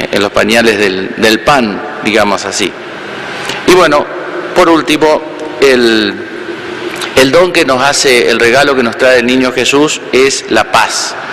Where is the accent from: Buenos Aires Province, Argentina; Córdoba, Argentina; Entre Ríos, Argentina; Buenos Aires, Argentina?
Entre Ríos, Argentina; estando en mi pueblo natal allá en Entre Ríos me tocó, bueno, cuidar a mis padres un tiempo.